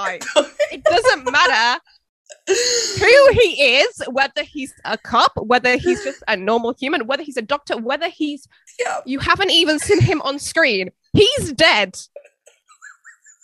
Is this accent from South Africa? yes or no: no; England, United Kingdom; I'm 23. I'm from England